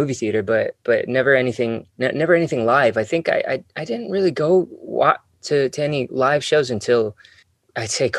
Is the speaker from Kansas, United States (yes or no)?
no; Hacienda Heights, California, United States; I grew up in Hacienda Heights. It's sort of east from LA, about maybe about 50 minutes east